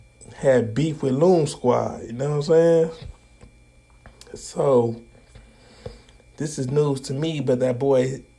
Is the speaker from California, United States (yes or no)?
yes; Sacramento, California, United States; Back to my hometown, Sacramento, California